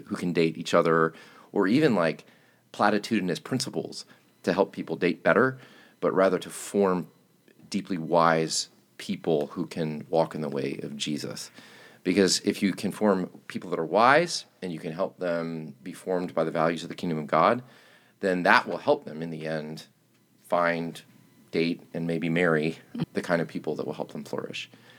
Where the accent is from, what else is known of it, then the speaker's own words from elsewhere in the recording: Chattanooga, Tennessee, United States; We're both actually from Tennessee. She's from Nashville. I'm from Chattanooga.